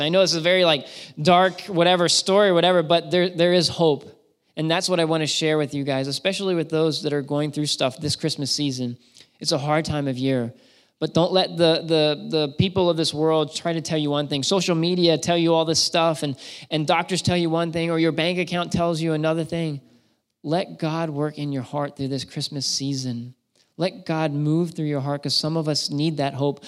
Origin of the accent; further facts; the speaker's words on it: Shrewsbury, Pennsylvania, United States; moved away as an adult; now in Massachusetts, United States; I grew up in Shrewsbury, Pennsylvania